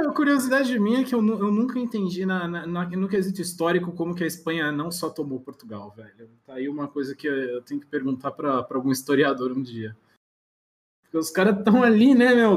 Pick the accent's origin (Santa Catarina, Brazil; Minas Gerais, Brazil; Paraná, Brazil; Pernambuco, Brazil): Santa Catarina, Brazil; Florianópolis; moved away as an adult; also born or lived in Erechim, Rio Grande do Sul / São Paulo; now in Barueri, Brazil; eu nasci no Rio Grande do Sul, em Erechim, mas fiquei muito pouco tempo lá. Com dois anos, uh, meus com dois anos meus pais voltaram para São Paulo, que é todo mundo de São Paulo. Uhum. E aí, com quatro, meu pai decidiu ir para Floripa